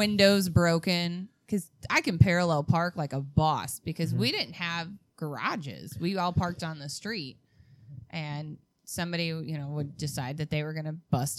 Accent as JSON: {"language": "English", "town": "Calumet City", "region": "Illinois", "country": "United States", "tie": "born or raised there", "said": "Well, I grew up in Calumet City. Calumet City is the first suburb south of the city of Chicago."}